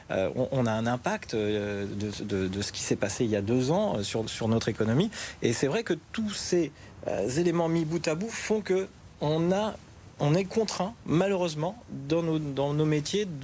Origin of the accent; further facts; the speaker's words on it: Turin, Piedmont, Italy; Nous venons de Turin et c'est plus cher ici, le loyer, les prix au supermarché, etc. Après, les prix montent aussi à Turin, c'est un problème européen.